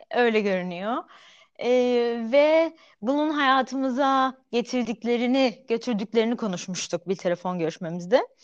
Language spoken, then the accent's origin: Turkish; Antakya, Hatay, Turkey; moved away; also born or lived in Adana / Izmir / Ankara; İkimiz e, de Antakyalıyız.